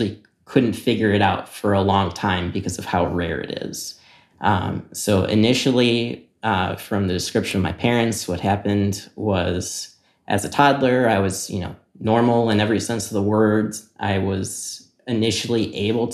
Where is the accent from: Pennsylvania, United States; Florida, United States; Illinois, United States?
Illinois, United States; Naperville; I'm from Naperville, Illinois.